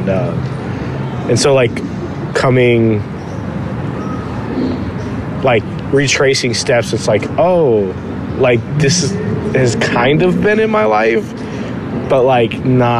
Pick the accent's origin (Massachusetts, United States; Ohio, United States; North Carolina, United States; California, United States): California, United States; Whittier; I grew up with like, you know, neighborhood friends, just like anyone else.